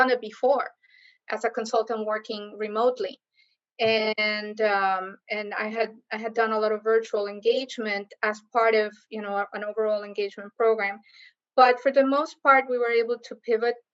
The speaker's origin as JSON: {"language": "English", "country": "Costa Rica", "tie": "born or raised there", "also_born_or_lived": "Kansas, United States", "moved": "as an adult", "lives_now": "Miami, United States", "said": "I came to the U.S. as a student from Costa Rica, so the U.S. is my second home. Been here now longer than I actually lived in my own country, because I came here at 18"}